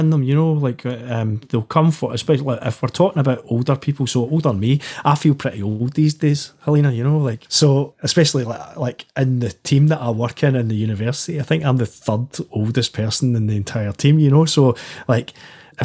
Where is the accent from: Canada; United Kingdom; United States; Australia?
United Kingdom; Glasgow, Scotland; I grew up in the East End of Glasgow.